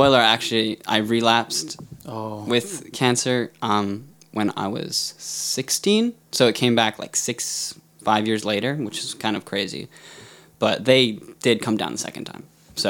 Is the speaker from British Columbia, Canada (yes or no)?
yes; Smithers, British Columbia, Canada; So I grew up in Smithers, BC, so way up north.